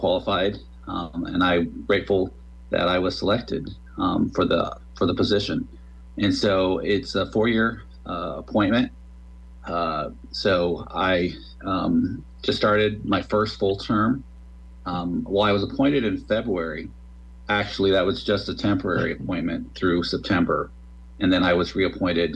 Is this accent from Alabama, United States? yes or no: no; Kearney, Nebraska, United States; also born or lived in Lincoln, Nebraska; originally I'm from Kearney. I was born and raised out there